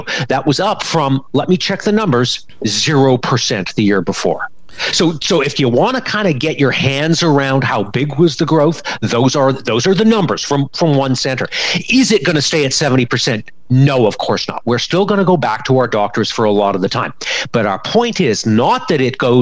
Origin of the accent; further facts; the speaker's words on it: Canada; As a Canadian and as a Canadian parent